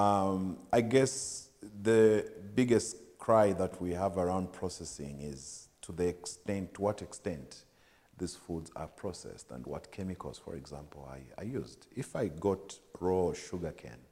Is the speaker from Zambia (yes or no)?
yes; Livingstone, Southern Province, Zambia; I grew up in Livingstone. I mean, I was born and bred in Livingstone